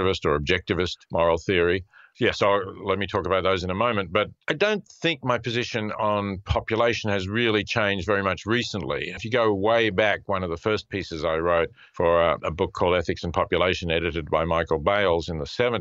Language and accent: English; Australia; also born or lived in Princeton / Melbourne; I go back to Australia, where I'm originally from and where my children and grandchildren are